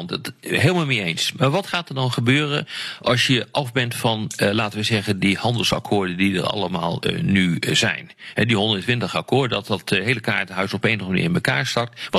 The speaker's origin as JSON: {"language": "Dutch", "country": "Netherlands", "said": "als Nederlander"}